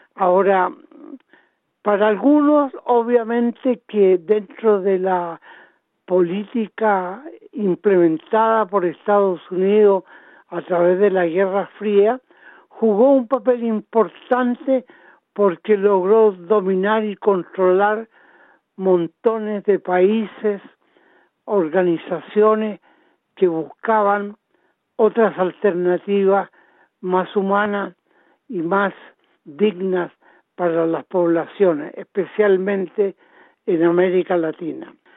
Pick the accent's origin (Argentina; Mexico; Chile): Chile; moved away as an adult; now in Australia; nosotros como chilenos